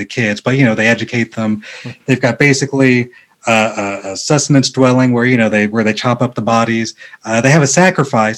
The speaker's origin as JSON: {"language": "English", "town": "Rancho Cucamonga", "region": "California", "country": "United States", "tie": "born or raised there", "said": "I grew up in a city called Rancho Cucamonga"}